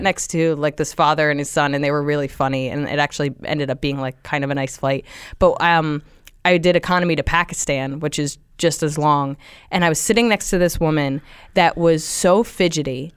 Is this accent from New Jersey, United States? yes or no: yes; Central New Jersey, United States; now in New York, United States; I grew up in Jersey, um, just about an hour away on the train, so Central Jersey.